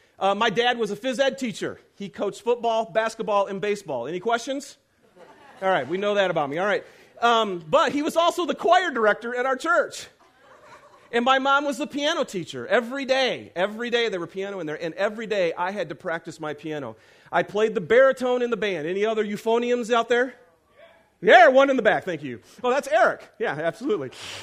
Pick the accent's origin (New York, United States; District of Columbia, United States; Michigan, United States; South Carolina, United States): Michigan, United States; Lapeer; I'm from Lapeer, Michigan, okay?